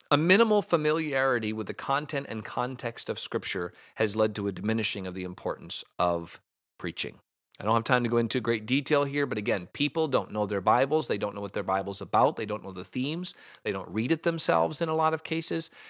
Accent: United States; I'm an American.

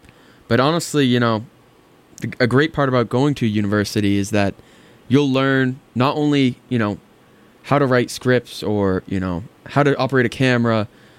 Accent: Belmont, Massachusetts, United States; I mean, I'm from Boston. I'm from actually just outside of Boston. I grew up in Belmont for most of my life.

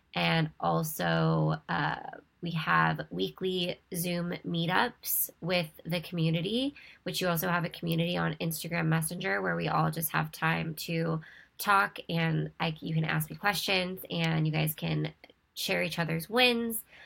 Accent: Ventura, California, United States; born or raised there; moved away as an adult; now in Costa Mesa, United States

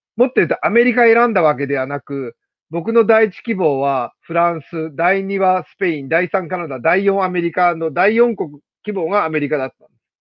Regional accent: Kanazawa, Ishikawa, Japan; moved away as an adult; also born or lived in Mountain View, California; now in Tokyo, Japan; もともとあの、金沢市出身で、高校までを金沢で過ごしまして

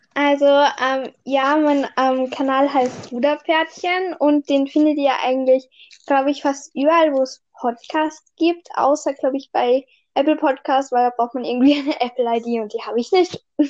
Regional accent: Austria; bei uns in Österreich, halt, ich war letztes Jahr halt im ersten Gym

